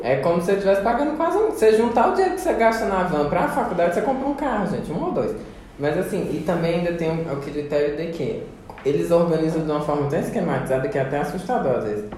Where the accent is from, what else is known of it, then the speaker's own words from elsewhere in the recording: Paraíba, Brazil; now in Goiás, Brazil; eu não sou daqui de Goiás, mas ah, sou lá do Nordeste, da Paraíba.